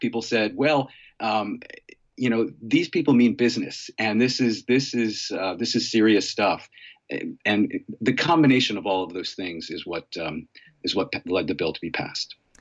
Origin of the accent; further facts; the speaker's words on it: Middletown, Connecticut, United States; I'm from Middletown and I went to Wesleyan.